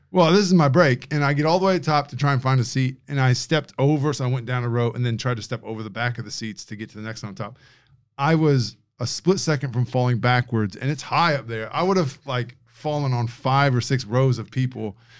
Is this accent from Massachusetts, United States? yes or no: no; Indiana, United States; now in Australia; Caucasian, Indiana, guy from Indiana